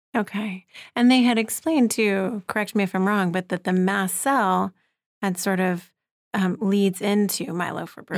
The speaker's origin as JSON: {"language": "English", "town": "New York City", "region": "New York", "country": "United States", "said": "speaking as a New Yorker"}